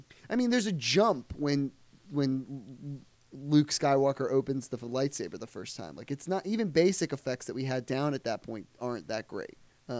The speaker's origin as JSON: {"language": "English", "country": "United Kingdom", "said": "I could especially see, coming from being British"}